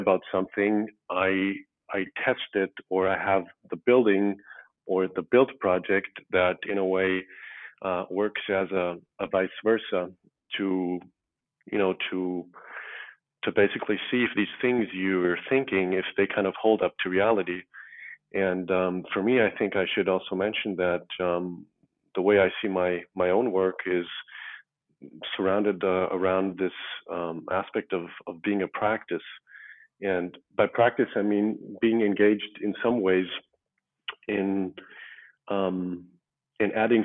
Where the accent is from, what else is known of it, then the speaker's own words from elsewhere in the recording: Tyrol, Austria; moved away as an adult; also born or lived in United States / Tokyo, Japan; now in Vienna, Austria; I was born in the U.S. To an Algerian father and an Austrian mother. And I was raised in Tirol, basically, from the age of 7.